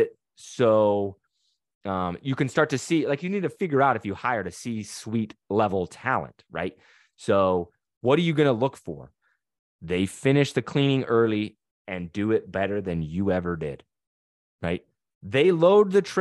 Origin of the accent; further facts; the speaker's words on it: Utah, United States; now in Louisiana, United States; We live in Louisiana, but we're not from here. I'm from Utah.